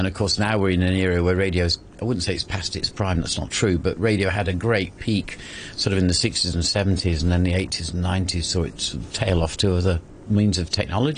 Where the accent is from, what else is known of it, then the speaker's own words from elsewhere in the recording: East Midlands, United Kingdom; Derbyshire, which is where I am originally, I was constantly monitoring myself to try and improve my accent like.